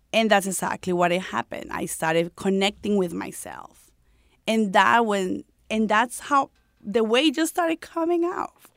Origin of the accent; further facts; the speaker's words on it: Colombia; English is a second language; moved away as an adult; when I came here from Colombia, I came here when I was 18 years old